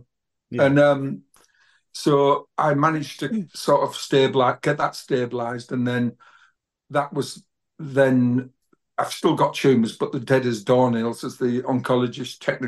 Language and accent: English; Middlesbrough, North East England, United Kingdom; moved away as an adult; now in North Yorkshire, United Kingdom; I was born in Grangetown, Whitworth Road, which is like a really poor part of a suburb of Middlesbrough